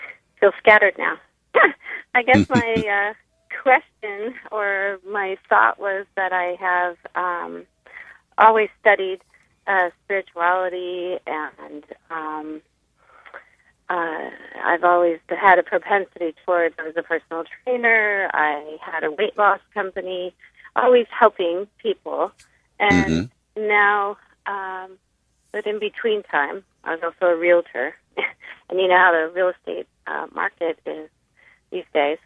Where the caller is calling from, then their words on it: Lomita, California, United States; It's Lomita, the little city in the Los Angeles area.